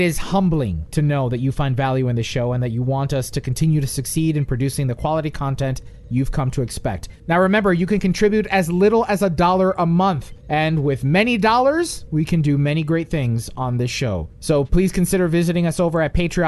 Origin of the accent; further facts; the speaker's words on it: West New York, New Jersey, United States; I'm from West New York, New Jersey